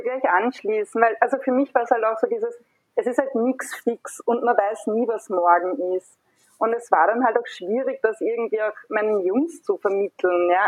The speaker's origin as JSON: {"language": "German", "town": "Hornstein", "region": "Burgenland", "country": "Austria", "tie": "born or raised there", "moved": "yes", "lives_now": "Vienna, Austria", "said": "Also ich bin gebürtige Hornsteinerin und lebe aber schon seit vielen Jahren in Wien"}